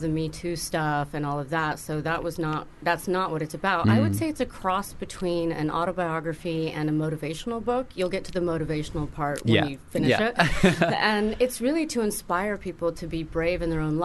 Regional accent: Tuscany, Italy; moved away; I grew up in Tuscany, and there was a duke that was in the group, so I grew up, you know, kind of on his estate

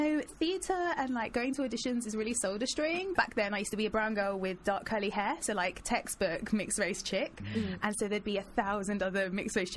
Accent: London, United Kingdom; Born and raised in Kilburn

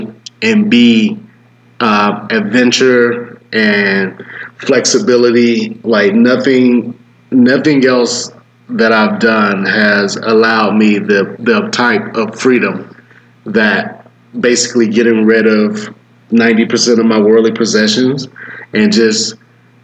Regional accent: Atlanta, Georgia, United States; I'm from Atlanta

